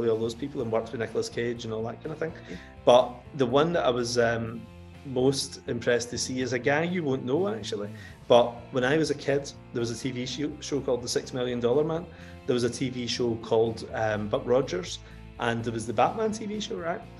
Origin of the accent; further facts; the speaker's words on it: Coatbridge, Scotland, United Kingdom; moved away as an adult; now in England; I grew up in Cote Bridge, you know, in North Lanarkshire, and there was an area in Cote Bridge specifically called Townhead, where I grew up